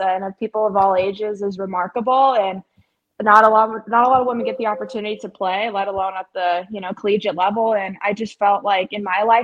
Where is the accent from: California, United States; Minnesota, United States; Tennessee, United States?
California, United States; Ventura; moved away as an adult; now in Jackson, United States; I'm from Ventura, California. I went to St. Bonaventure High School